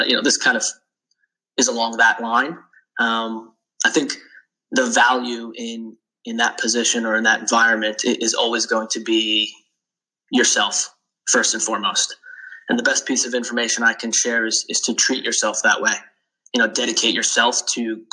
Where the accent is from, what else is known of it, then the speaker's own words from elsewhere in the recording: Long Island, New York, United States; moved away as an adult; also born or lived in Charlotte, North Carolina / Philadelphia; I grew up on Long Island. Being from New York, there is this sense of honor and loyalty